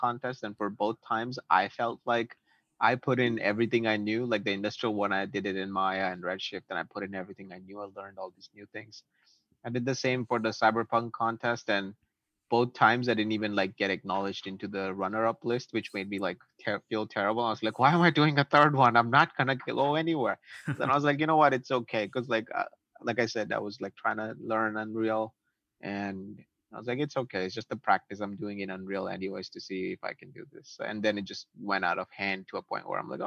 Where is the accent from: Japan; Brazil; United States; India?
India; Ahmedabad, Gujarat; now in Toronto, Canada; I ended up like going to Delhi from Ahmedabad, which is where my hometown is